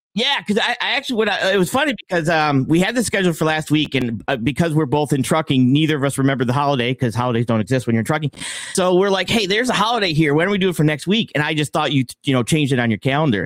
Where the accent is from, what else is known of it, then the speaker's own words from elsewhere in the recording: Buffalo, New York, United States; I'm from Buffalo, New York